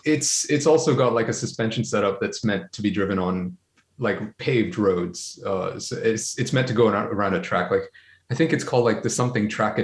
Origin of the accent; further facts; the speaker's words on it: Brunei; also born or lived in Malaysia / India; now in Japan; I grew up in Brunei. I learned to drive in Brunei.